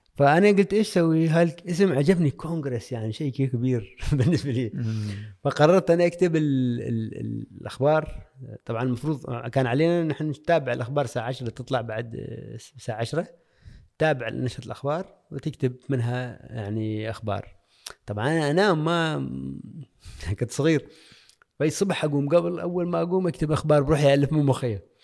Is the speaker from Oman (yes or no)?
yes; Al-Musanaah, South Al Batinah, Oman; moved away as an adult; تاريخ الولادة طبعا في ولاية المصنعة آه، الملدة قريتي اللي كثير أحبها